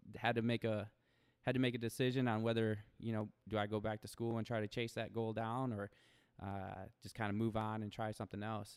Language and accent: English; Toledo, Ohio, United States; moved away as an adult; now in Arizona, United States; I grew up, born and raised in Toledo